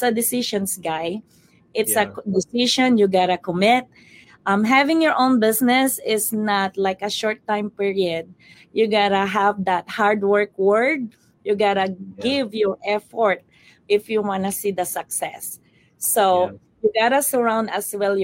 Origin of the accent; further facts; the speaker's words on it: Philippines; now in Kentucky, United States; I'm from the Philippines